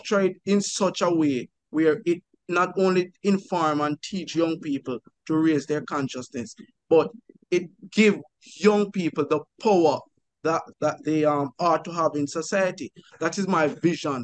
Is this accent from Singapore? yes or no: no; Jamaica; I was born and raised in Jamaica